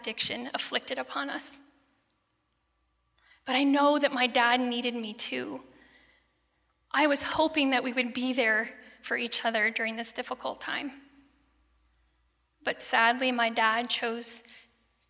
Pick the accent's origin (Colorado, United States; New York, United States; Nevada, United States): Colorado, United States; Gypsum; also born or lived in Eagle County, Colorado; Born and raised in Colorado, very proud. So I grew up west of here, and I moved around within small towns of Eagle County, but I spent most of my time growing up in Gypsum, Colorado